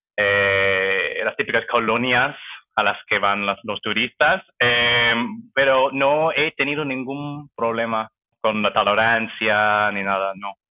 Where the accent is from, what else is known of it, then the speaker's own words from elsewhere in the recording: near Vancouver, British Columbia, Canada; Spanish is a second language; moved away as an adult; now in Toronto, Canada; soy canadiense, nací eh, cerca de Vancouver, en los suburbios, y crecí allá también. Eh, me mudé a Toronto hace siete años.